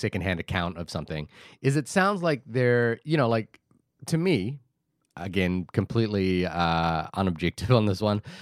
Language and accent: English; Wellington, New Zealand; my hometown of Wellington